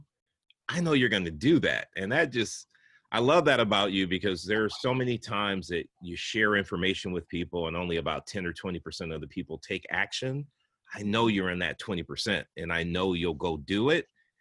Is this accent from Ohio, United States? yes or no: yes; Ohio, United States; moved away; also born or lived in Wyckoff, New Jersey; I lived in Wyckoff as well, and I grew up in Ohio